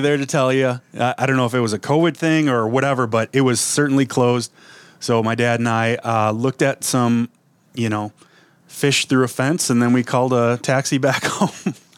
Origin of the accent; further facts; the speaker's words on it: Wisconsin, United States; now in Minnesota, United States; I grew up in Wisconsin.